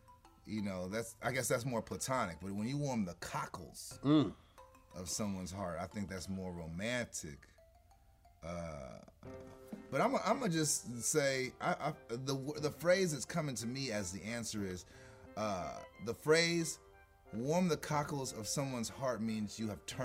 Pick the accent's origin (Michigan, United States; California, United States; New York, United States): California, United States; Los Angeles; I'm from Crenshaw.